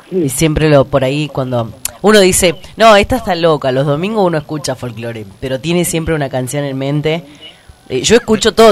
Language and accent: Spanish; Tucumán, Argentina; mi abuelo, me acuerdo, que nos llevaba a los festivales en Garmendia, porque yo soy, vos sabés que soy del interior